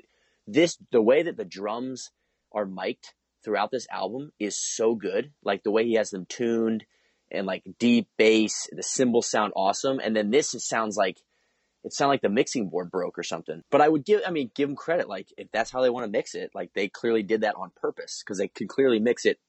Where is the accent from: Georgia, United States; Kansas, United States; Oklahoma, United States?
Georgia, United States; Atlanta; I'm from Atlanta